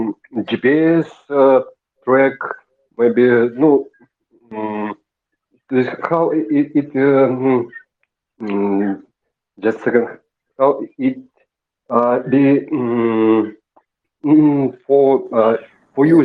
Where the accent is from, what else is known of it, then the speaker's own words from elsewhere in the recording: Siberia, Russia; English is a second language; I'm from Russia, from Siberia.